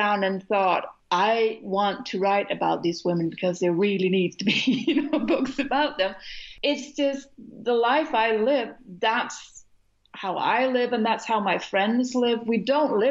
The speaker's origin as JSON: {"language": "English", "country": "Denmark", "said": "We don't have as many words as the English language has"}